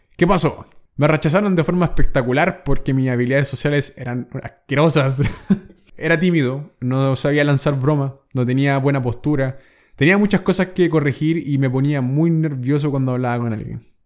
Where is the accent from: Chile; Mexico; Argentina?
Chile; Cuando viajé por primera vez a Estados Unidos y salí de Chile